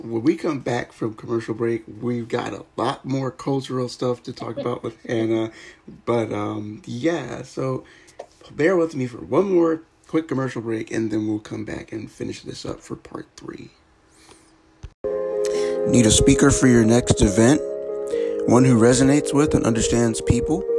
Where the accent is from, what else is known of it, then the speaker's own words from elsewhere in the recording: United States; I am 100% from America